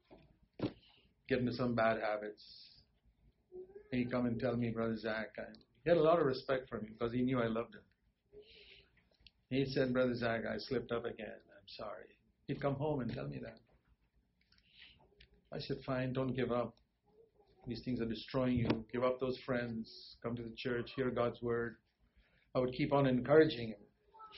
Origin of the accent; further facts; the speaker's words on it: Bangalore, Karnataka, India; my hometown, Bangalore